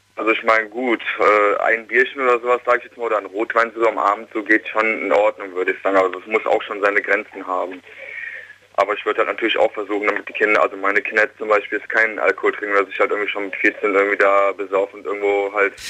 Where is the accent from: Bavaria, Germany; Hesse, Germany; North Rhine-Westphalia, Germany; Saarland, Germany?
North Rhine-Westphalia, Germany; Königswinter; ich komme aus Königswinter